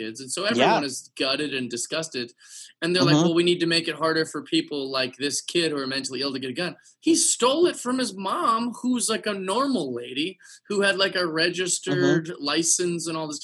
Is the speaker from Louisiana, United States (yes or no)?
no; Seattle, Washington, United States; I grew up in Seattle